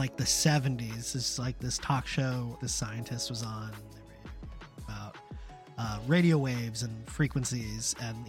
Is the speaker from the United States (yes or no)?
no; Germany; born there; I was born in Germany, though, so it might be very strange.